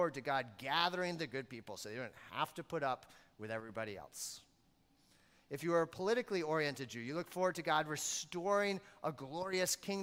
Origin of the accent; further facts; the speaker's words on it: Maine, United States; I grew up in Maine